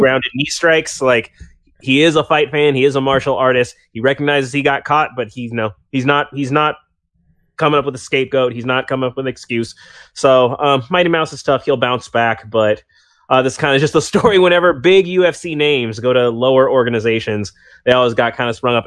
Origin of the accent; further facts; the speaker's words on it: United States; I'm from America and I've only ever been from America.